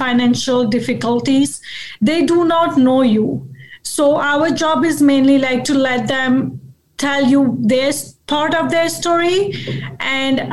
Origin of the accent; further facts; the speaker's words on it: Mauritius; moved away as an adult; also born or lived in Toronto; now in Edmonton, Canada; I'm from Mauritius, which is like an island in the Indian Ocean